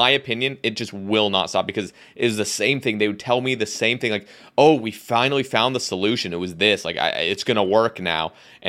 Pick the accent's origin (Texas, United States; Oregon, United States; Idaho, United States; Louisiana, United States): Oregon, United States; moved away; I'm moving back to Oregon. That's where I'm originally from. And I'm moving there in, like, early February.